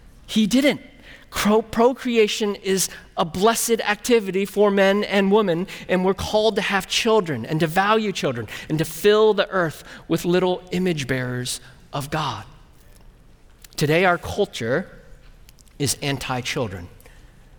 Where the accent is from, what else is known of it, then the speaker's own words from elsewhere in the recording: California, United States; also born or lived in Burnsville; now in Midwest, United States; I'm from California